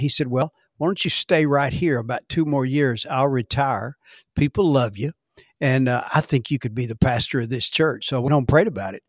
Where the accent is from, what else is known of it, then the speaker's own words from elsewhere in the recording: Dallas, Texas, United States; I was born in Dallas, Texas, and, uh, raised by parents that were in the ministry